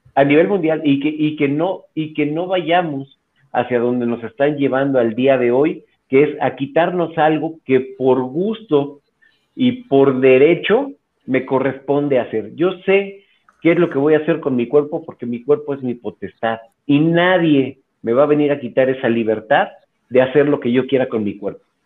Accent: Mexico

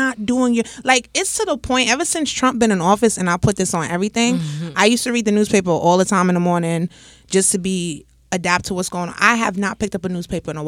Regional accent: Jamaica; being Jamaican

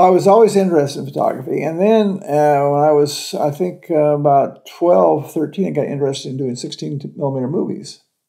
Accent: California, United States; now in Florida, United States; I'm from California.

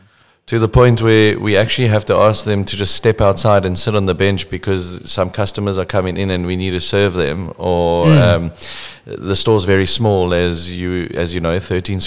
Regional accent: South Africa; we are all South African

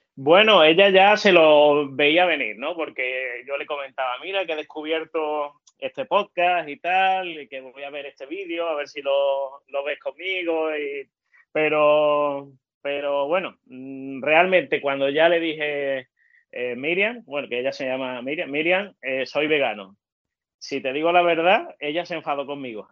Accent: El Puerto de Santa María, Andalusia, Spain; soy del puerto de Santa María, aquí en, Cádiz

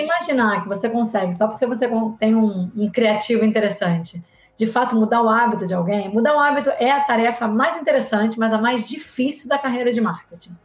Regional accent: Rio de Janeiro, Brazil; sou carioca, então sou formada pela UFRJ

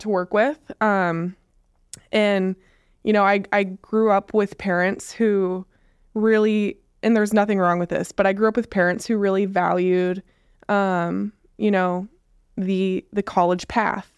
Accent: West Coast, United States; now in Onalaska, United States; we're from the West Coast.

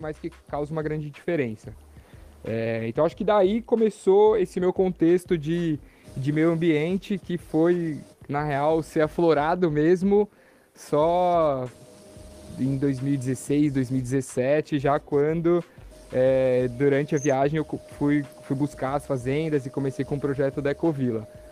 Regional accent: São Paulo, Brazil; moved away as an adult; now in São Sebastião, Brazil; E eu nasci em São Paulo, né? Como eu disse, sou paulistano.

